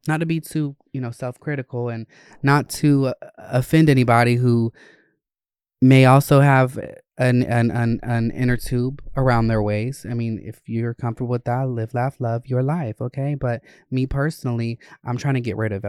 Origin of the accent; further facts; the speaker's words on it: Winder, Gwinnett and North Georgia, United States; I grew up in Gwinnett and North Georgia areas, um, Winder